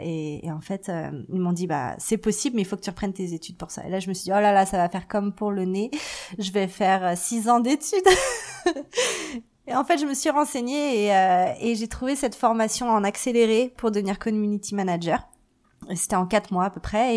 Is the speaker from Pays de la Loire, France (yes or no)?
no; Paris, Île-de-France, France; moved away as an adult; also born or lived in Vancouver, Canada; now in Calgary, Canada; je je suis née, j'ai grandi à Paris.